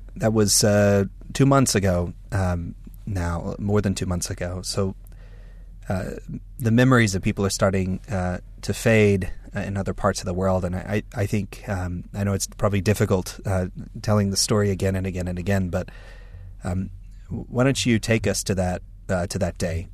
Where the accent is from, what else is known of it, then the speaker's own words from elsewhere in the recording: United States; I'm an American evangelical leader